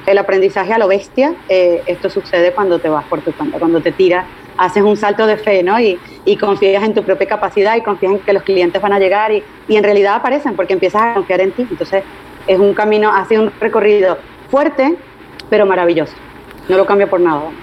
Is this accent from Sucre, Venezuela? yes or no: no; Caracas, Capital District, Venezuela; moved away as an adult; also born or lived in Puerto Rico / Spain; mi ciudad natal, en Caracas